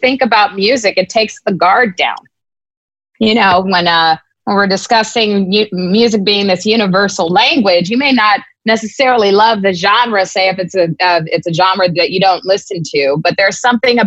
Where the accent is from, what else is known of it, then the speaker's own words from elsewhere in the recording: United States; us as African Americans